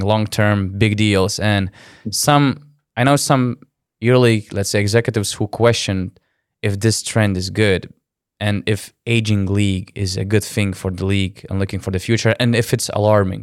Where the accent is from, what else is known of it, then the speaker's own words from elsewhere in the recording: Lithuania; I'm from Lithuania